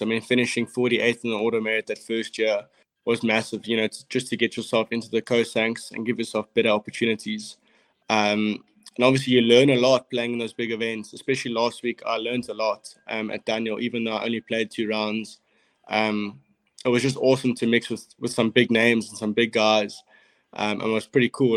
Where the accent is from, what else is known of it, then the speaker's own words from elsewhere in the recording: Cape Town, Western Cape, South Africa; I grew up in Cape Town